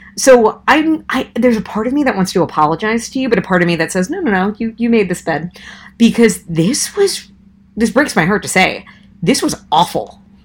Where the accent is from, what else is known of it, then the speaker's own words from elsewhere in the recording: Long Island, New York, United States; I'm a New Yorker, born and born and raised in Long Island